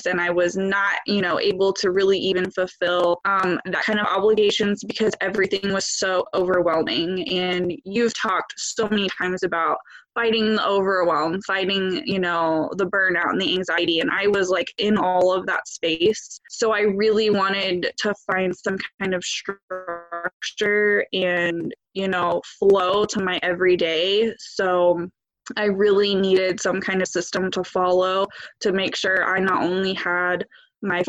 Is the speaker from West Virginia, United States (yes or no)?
yes; West Virginia, United States; now in Ohio, United States; I live in Ohio, but I grew up in West Virginia.